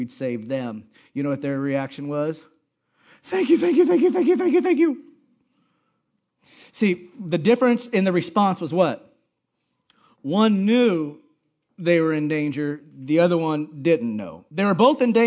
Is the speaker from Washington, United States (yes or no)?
no; Hawaii, United States; moved away; where I grew up in Hawaii